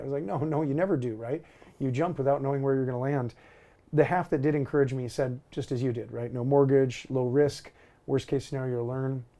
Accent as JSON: {"language": "English", "region": "Alaska", "country": "United States", "tie": "born or raised there", "said": "growing up in Alaska, age 16"}